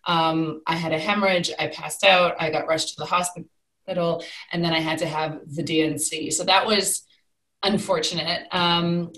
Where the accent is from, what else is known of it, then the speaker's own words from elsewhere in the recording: Canada; moved away as an adult; now in United Kingdom; So I am originally from Canada. I moved to the UK about 14 years